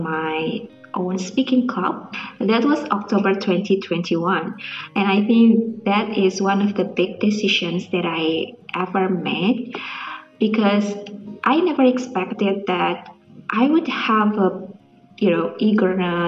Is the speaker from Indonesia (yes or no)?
yes; Indonesia; English is a second language; I'm originally from Indonesia